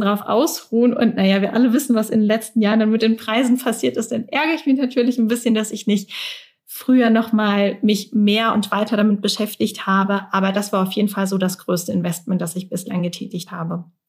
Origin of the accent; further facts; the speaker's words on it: Mannheim, Baden-Württemberg, Germany; in meiner Heimatstadt in Mannheim